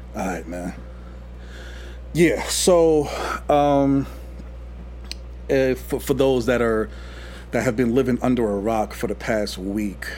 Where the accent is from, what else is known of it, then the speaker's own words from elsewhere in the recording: New York City, New York, United States; we both from New York and everything. I'm from Queens